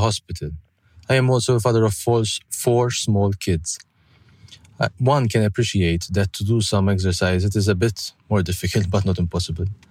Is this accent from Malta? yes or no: yes; Malta; I am from Malta